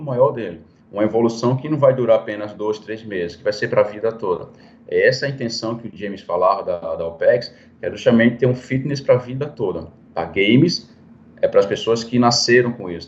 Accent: Recife, Pernambuco, Brazil; moved away; also born or lived in Belo Horizonte; eu acho que vou voltar para minha terra, né? Que eu sou de Recife mesmo

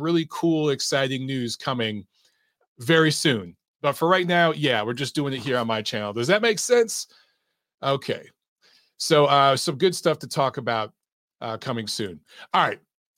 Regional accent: Detroit, Michigan, United States; moved away; I was in my hometown of Detroit

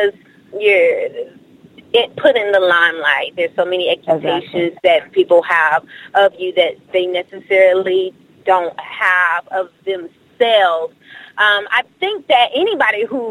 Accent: Milwaukee, Wisconsin, United States; now in Dallas, United States; originally born and raised in Milwaukee, Wisconsin, and then now moved to Dallas, Texas

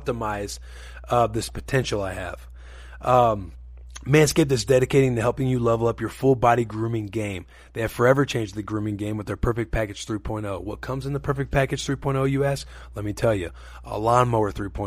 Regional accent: Missouri, United States; Growing up in Missouri

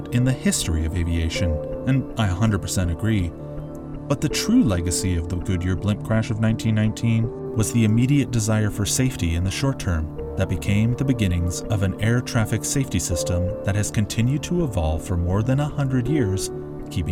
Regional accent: Toronto, Ontario, Canada; my hometown

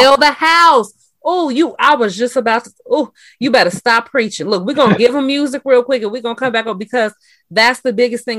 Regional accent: Chicago, Illinois, United States; also born or lived in Matteson, Illinois; And I uh I was on the south side, you know, that's where I was born and raised.

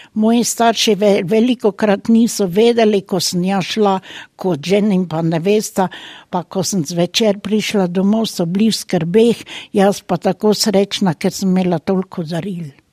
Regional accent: Slovenia; moved away as an adult; now in Germany; Rojena sem v Sloveniji, živim pa tukaj v Nemčiji.

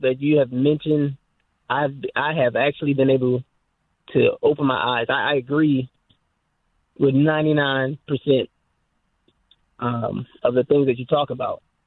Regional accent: Goldsboro, North Carolina, United States; moved away as an adult; now in Texas, United States; I came from, I'm from Goldsboro, North Carolina. And it wasn't until I moved to Texas

